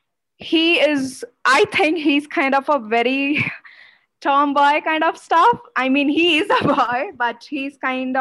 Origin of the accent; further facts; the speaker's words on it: Odisha, India; now in Bangalore, India; I live in Bangalore, but I was born and brought up in Odisha.